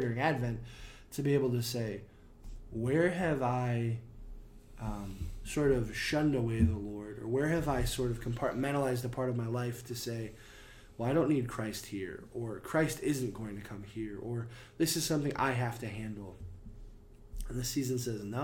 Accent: United States; as an American

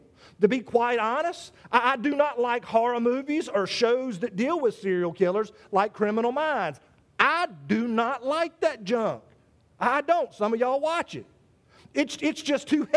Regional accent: South Carolina, United States; South Carolina, my home state

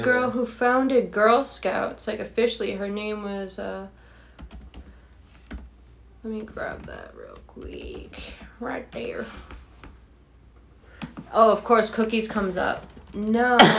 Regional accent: Massachusetts, United States; we are from Massachusetts.

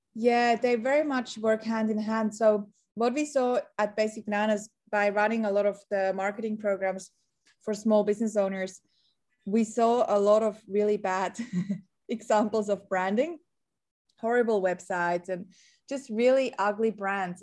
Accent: Switzerland; moved away as an adult; now in Sydney, Australia; I'm originally a Swazi, a Swiss Australian. So I grew up in Switzerland.

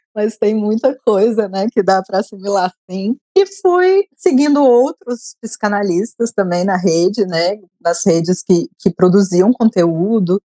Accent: Brasília, Federal District, Brazil; como eu sou brasiliense

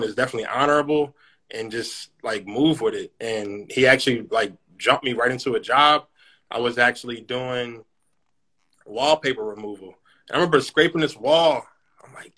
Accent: Philadelphia, Pennsylvania, United States; now in Sicklerville, United States; I'm originally from Philadelphia, PA. I now reside in Cyclaville, New Jersey

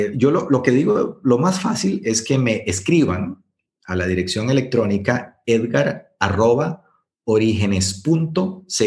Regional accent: Guanacaste, Costa Rica; yo soy de Guanacaste

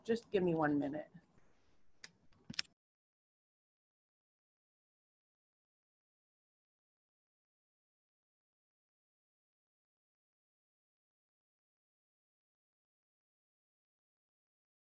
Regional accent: Seattle, Washington, United States; I grew up in Seattle

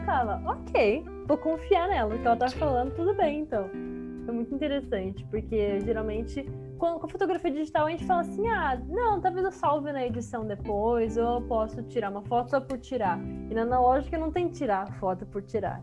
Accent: São Paulo, Brazil; eu moro em São Paulo, capital, nascida e criada em São Paulo

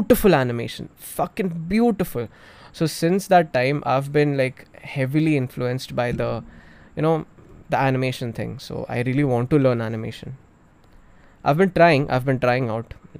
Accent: Navi Mumbai, Maharashtra, India; also born or lived in Thane / Chembur, Mumbai / Pune; I was born in Thane, stayed in Chembur for a while, and then I shifted to Navi Mumbai Vashi. I was there for 10 years until my 10th grade.

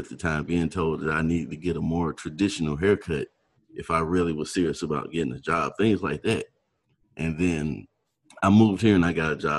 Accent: Valdosta, Georgia, United States; I kind of had that, the culture shock too, I moved to the area from South Georgia, Valdosta.

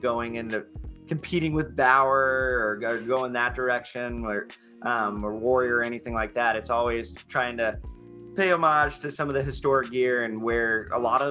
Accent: Anchorage, Alaska, United States; moved away; also born or lived in East Coast; I grew up in Alaska playing hockey, and I moved to the East Coast

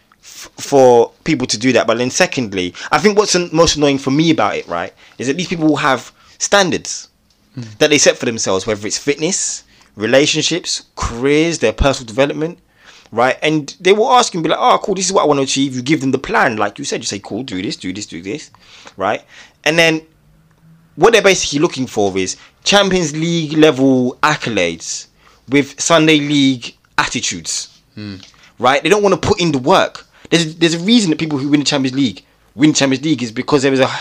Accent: London, United Kingdom; I'm from South London

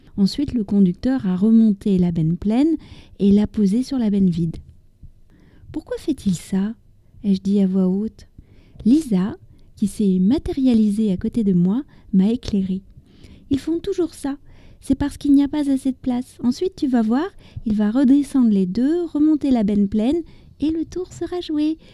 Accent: France; also born or lived in near Paris; je suis française, j'habite près de Paris

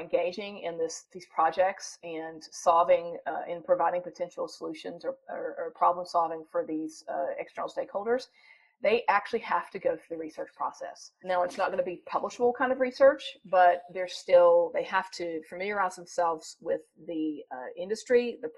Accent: North Carolina, United States; accent: southern; I was raised in North Carolina. You probably hear a slight southern accent. I think it's slight, but when I go home, they think it's gone. Raised in North Carolina.

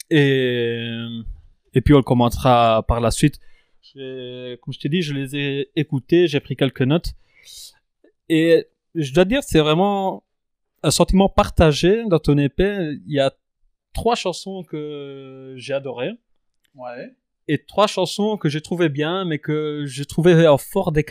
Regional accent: France; normal, t'es italien, je suis français.

